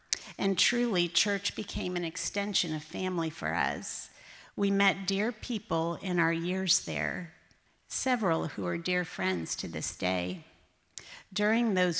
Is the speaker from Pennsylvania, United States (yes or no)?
yes; Clarks Summit, Pennsylvania, United States; moved away; I grew up in Clark Summit, Pennsylvania, a little town about 20 minutes outside of Scranton